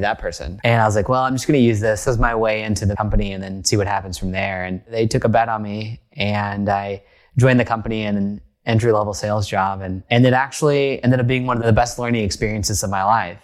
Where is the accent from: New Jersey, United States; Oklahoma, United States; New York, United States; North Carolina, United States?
Oklahoma, United States; rural; moved away as an adult; now in Bay Area, United States; I grew up in a place that was very foreign to the Bay Area where I now live, almost a separate country, but not quite. It's called rural Oklahoma. So I grew up in Oklahoma